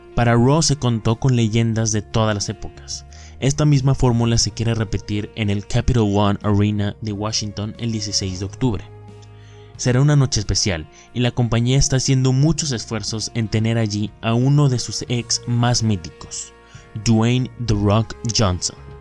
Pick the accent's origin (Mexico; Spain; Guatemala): Mexico; somos mexicanos